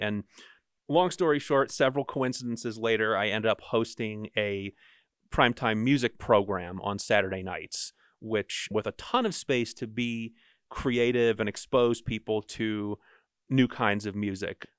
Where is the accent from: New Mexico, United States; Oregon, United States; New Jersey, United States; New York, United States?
New Jersey, United States; now in Utah, United States; I'm from Jersey.